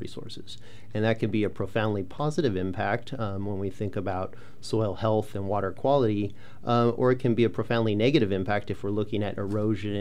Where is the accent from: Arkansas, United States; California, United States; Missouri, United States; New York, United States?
California, United States; Central Valley of; I grew up in the Central Valley of California